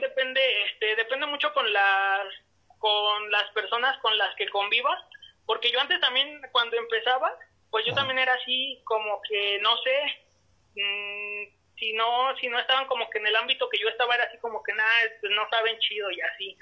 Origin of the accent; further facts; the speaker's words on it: Toluca, State of Mexico, Mexico; yo soy del estado de México este de la ciudad de Toluca